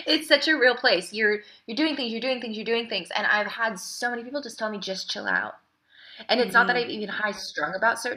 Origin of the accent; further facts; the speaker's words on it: United States; moved away; as an American